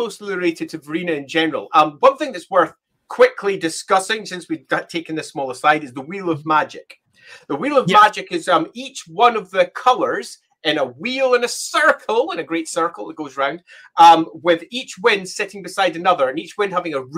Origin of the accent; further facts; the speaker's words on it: Scotland, United Kingdom; I'm Scottish. I will often pronounce it Hamon